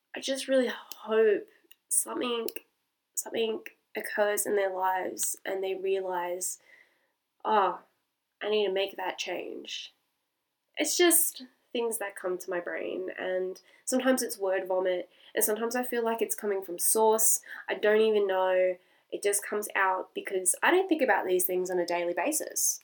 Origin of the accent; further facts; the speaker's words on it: Australia; I am Australian